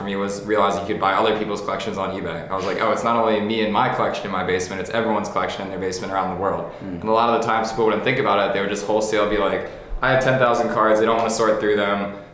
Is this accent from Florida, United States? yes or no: no; Philadelphia, Pennsylvania, United States; Grew up in Philadelphia, outside the city.